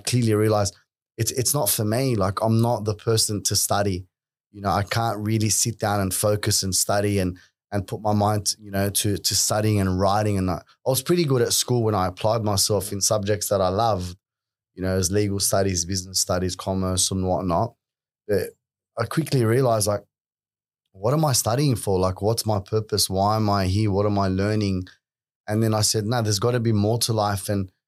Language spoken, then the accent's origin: English; Sydney, New South Wales, Australia; growing up in Western Sydney at that time, You know, I went to an all Lebanese school.